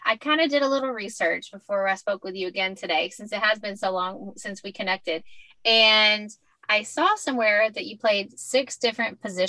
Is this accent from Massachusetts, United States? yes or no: no; Kentucky, United States; I'm from Kentucky